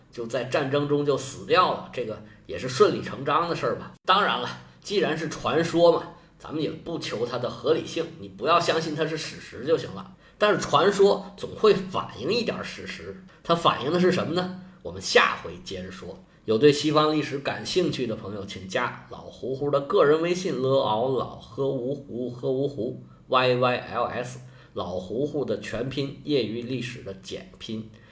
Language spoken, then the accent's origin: Chinese; China; 我们中国人